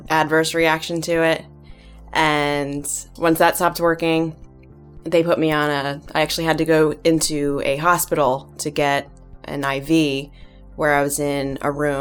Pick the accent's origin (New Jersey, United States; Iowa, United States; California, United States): New Jersey, United States; I'm from New Jersey